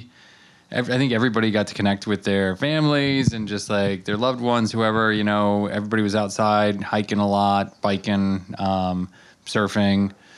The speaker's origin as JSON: {"language": "English", "region": "Colorado", "country": "United States", "tie": "born or raised there", "also_born_or_lived": "Rhode Island", "moved": "yes", "lives_now": "Amagansett, United States", "said": "I grew up in Colorado"}